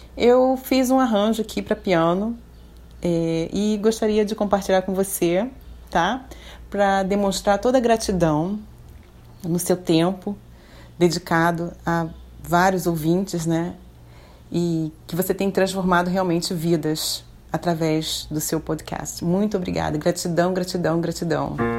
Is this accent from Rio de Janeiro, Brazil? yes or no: yes; Rio de Janeiro, Brazil; now in Florianópolis, Brazil; Eu sou carioca, estou morando aqui em Florianópolis